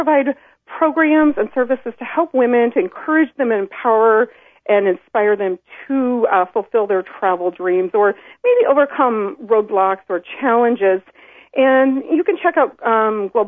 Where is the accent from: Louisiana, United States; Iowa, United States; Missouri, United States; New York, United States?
Iowa, United States; moved away as an adult; also born or lived in Sydney, Australia; I spent my whole life trying to get out of Iowa. I grew up here